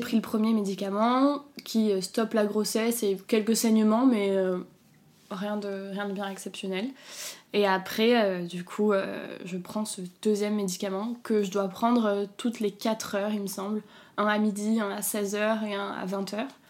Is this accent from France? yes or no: yes; south of France, France; now in Paris, France; moi je suis originaire du sud de la France, donc mes parents et tout étaient, étaient, chez moi dans le sud